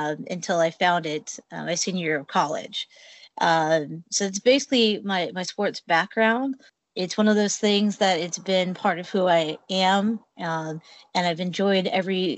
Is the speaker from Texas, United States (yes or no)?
no; Salem, Oregon, United States; I grew up in Salem, Oregon, which is about an hour south of Portland